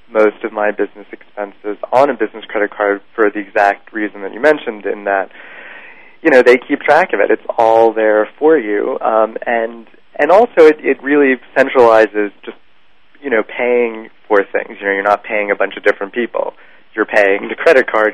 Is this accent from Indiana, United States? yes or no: no; New York City, New York, United States; I grew up in Manhattan